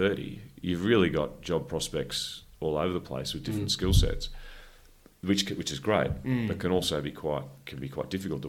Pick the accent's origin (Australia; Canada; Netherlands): Australia; Canberra, Australian Capital Territory; So you're in a new city. I came from Canberra.